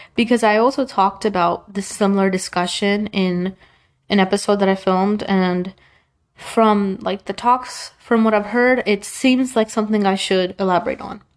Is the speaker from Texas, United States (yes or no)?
no; New York, United States; I was born in the US. I was born in New York